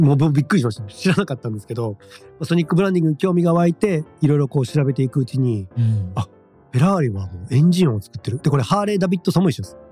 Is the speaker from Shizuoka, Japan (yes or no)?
no; Shimane, Japan; 僕は島根県の生まれなんで田舎者